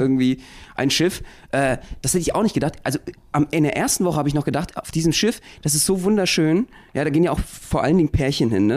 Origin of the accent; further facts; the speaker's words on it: Berlin, Germany; Wir als Berliner